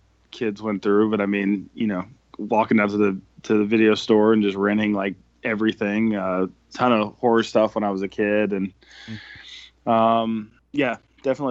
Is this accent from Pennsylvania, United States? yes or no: no; Atlanta, Georgia, United States; I'm from Atlanta